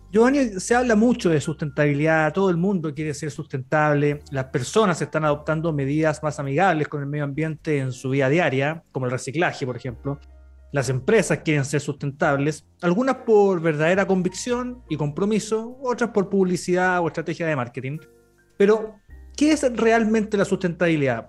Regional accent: Buin, Santiago Metropolitan Region, Chile; soy de Buin

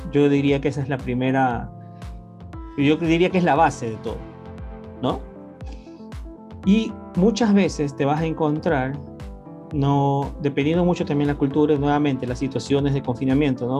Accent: Ecuador; mi país, Ecuador

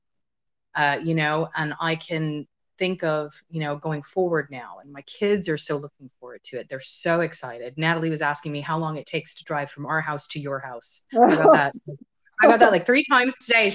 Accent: United States; moved away; when I was growing up in the States

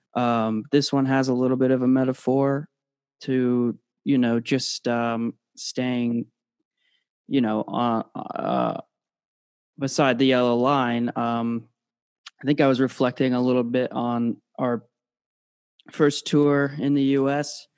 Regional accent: United Kingdom; now in United States; originally born in the UK, and uh, living in the States now

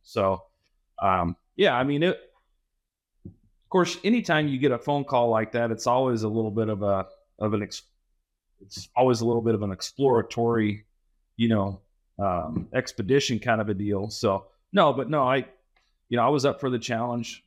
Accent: Southwest Kansas, United States; I grew up in Southwest Kansas, so I know where Lewis, Kansas is.

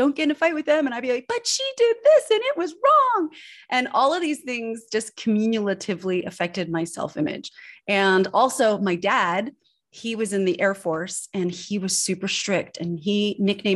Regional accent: Northern California, United States; also born or lived in Switzerland; I was born in Switzerland and I grew up in Northern California

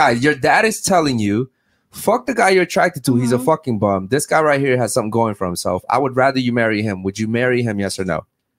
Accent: Baltimore, Maryland, United States; I come from Baltimore, Maryland.

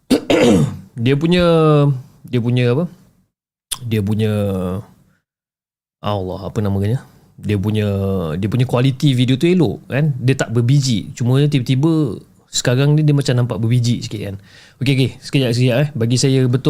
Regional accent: Ipoh, Perak, Malaysia; now in Kuala Lumpur, Malaysia; dan saya berasal daripada Ipoh, Perak.

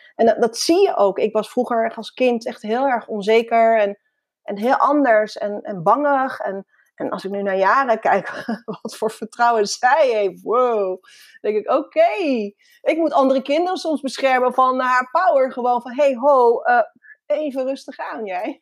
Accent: Netherlands; Ik ben in Nederland geboren, ja, in 1975

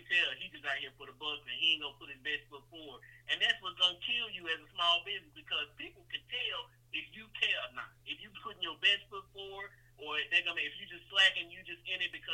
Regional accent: Nashville, Tennessee, United States; also born or lived in Brownsville, Tennessee; I was born in West Tennessee, Brownsville, Tennessee to be exact. I was raised in Nashville, Tennessee from elementary school on up

